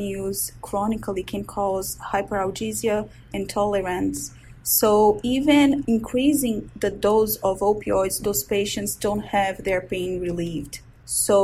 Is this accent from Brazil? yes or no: yes; Brazil; moved away as an adult; also born or lived in Washington, D.C., United States; now in Baltimore, United States; I'm originally from Brazil. I was born and raised there, went to medical school